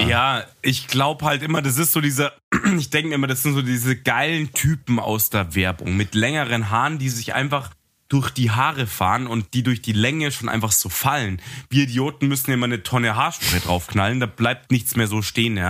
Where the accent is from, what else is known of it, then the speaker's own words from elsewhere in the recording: Munich, Bavaria, Germany; ich bin ja Münchner